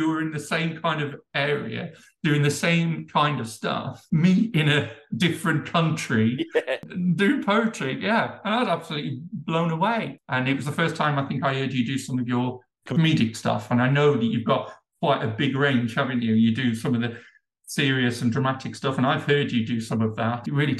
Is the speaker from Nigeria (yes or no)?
no; Midlands, United Kingdom; I'm from the UK, I'm from the Midlands.